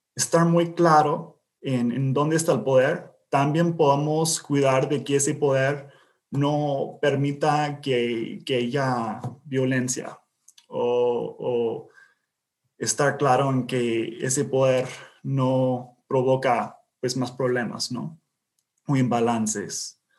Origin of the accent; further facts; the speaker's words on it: Indiana, United States; Spanish is a second language; also born or lived in US–Mexico border; yo soy de aquí, de Indiana, pero viví eh, muchos años en, la frontera de entre Estados Unidos y México.